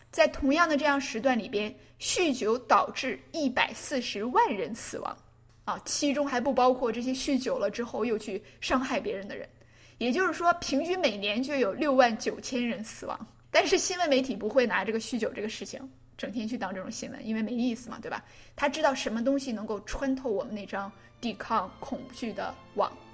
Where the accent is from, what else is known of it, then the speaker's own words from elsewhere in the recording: China; 我们中国